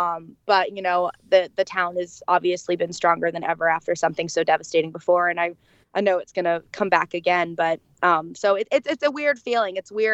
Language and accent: English; Florida, United States; now in Nashville, United States; I'm from Florida